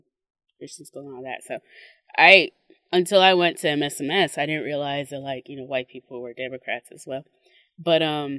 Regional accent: Mississippi, United States; I'm from Mississippi

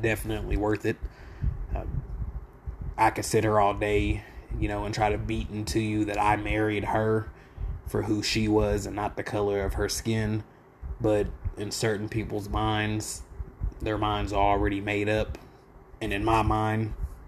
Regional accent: Lawton, Oklahoma, United States; I'm from Lawton, mainly Southside product and proud. 1307 Southwest Jefferson will forever be home

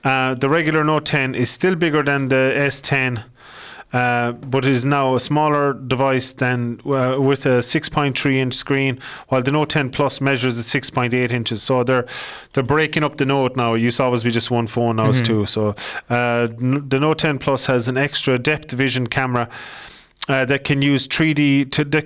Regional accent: Ireland; accent: Irish; My dirty Irish accent

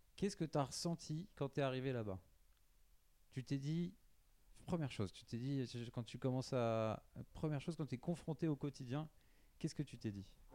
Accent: Varennes-sur-Seine, Île-de-France, France; now in Paris, France; dans le sept sept, euh, à Varennes, là où j'ai grandi

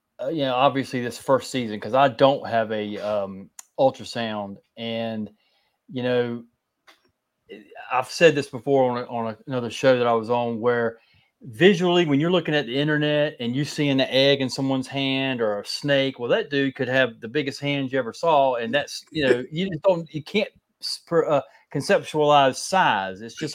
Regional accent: North Carolina, United States; also born or lived in Fort Myers, Florida; Well, I was born in Fort Myers, and then we moved from there when I was about 2, and then I moved back in 1984, and I stayed down there till like 87, and then moved back up here to North Carolina in 87.

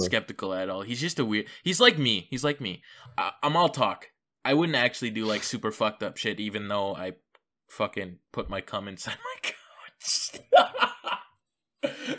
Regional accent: Canada; I'm Canadian

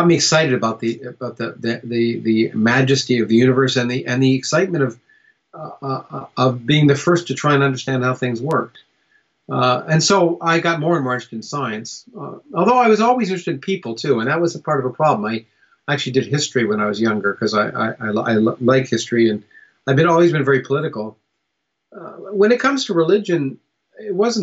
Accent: Canada; also born or lived in United States; I was born in the United States, but I grew up in Canada.

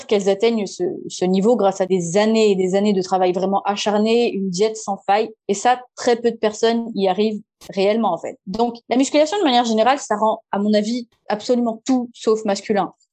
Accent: Madagascar; je viens de Madagascar.

